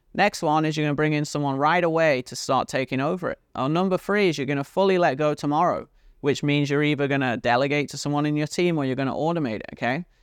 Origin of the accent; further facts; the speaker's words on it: United Kingdom; accent: British; my British accent